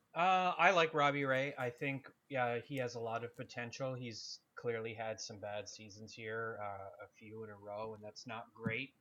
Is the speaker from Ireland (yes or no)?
no; Canada